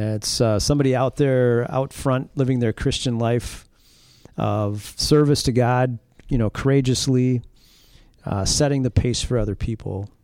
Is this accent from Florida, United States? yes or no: no; La Crosse, Wisconsin, United States; also born or lived in Hammond, Indiana / Morrison, Wisconsin; I grew up in the La Crosse, Wisconsin area